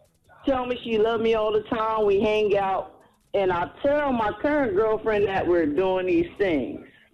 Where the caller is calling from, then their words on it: Trenton, New Jersey, United States; This is …. I'm calling from Trenton, New Jersey.